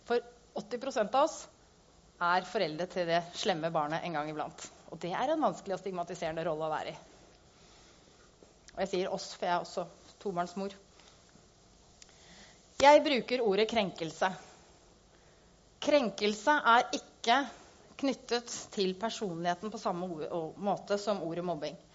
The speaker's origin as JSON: {"language": "Norwegian", "town": "Gjøvik", "region": "Innlandet", "country": "Norway", "said": "Eh, og jeg kom fra Gjøvik, så det syns jeg passer godt."}